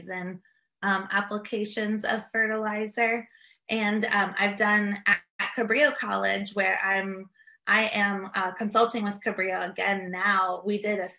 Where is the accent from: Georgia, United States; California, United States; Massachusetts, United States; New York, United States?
New York, United States; Greene County, Hudson Valley, upstate; I grew up in Greene County, which is Hudson Valley of upstate New York